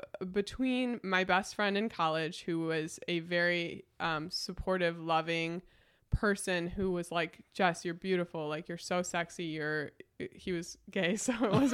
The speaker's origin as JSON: {"language": "English", "town": "Batavia", "country": "United States", "tie": "born or raised there", "said": "the community that I grew up here in Batavia with."}